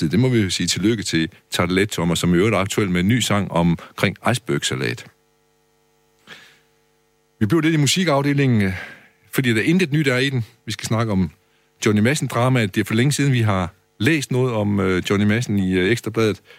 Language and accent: Danish; Aars, North Denmark Region, Denmark; jeg kommer fra Års i det nordjyske.